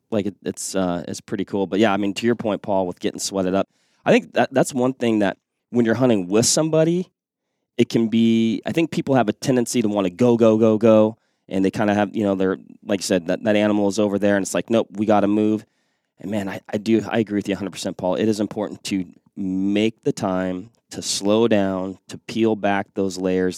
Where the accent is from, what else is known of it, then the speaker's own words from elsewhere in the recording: Western Washington, United States; moved away; I grew up in Western Washington